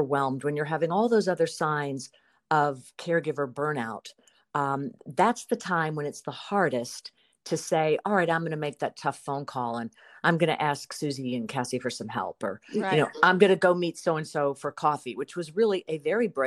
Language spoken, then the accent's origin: English; South Carolina, United States; now in Burbank, United States; my hometown where my family comes from and where my mother lived and loved and died, in South Carolina